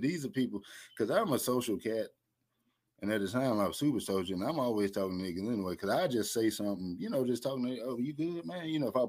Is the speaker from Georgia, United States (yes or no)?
yes; Atlanta, Georgia, United States; I'm from Atlanta, the Atlanta area.